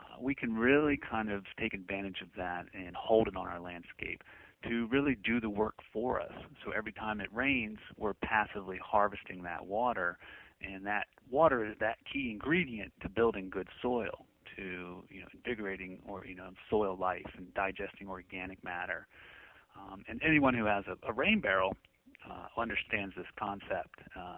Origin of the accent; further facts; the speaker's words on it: England, United Kingdom; I've got southern roots. Our family's from North Carolina and points south. As a young boy, when I grew up in England, I certainly did sound English, but I think the Southern's a little bit stronger in me.